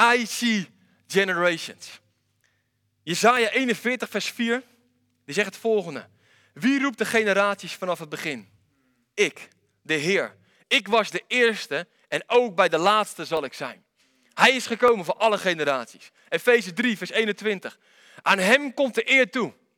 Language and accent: Dutch; Netherlands; ik kom uit Wanningsveen